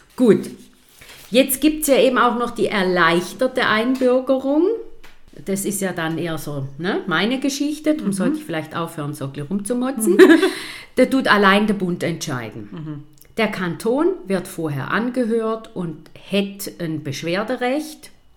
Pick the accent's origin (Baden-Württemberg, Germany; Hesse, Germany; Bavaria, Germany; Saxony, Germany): Bavaria, Germany; Munich; now in St. Gallen, Switzerland; Ich bin in München geboren